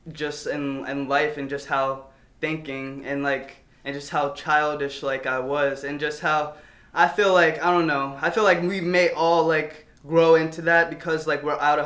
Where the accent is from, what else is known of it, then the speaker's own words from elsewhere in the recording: Marlborough, Massachusetts, United States; moved away as an adult; I grew up in Marlboro my whole life.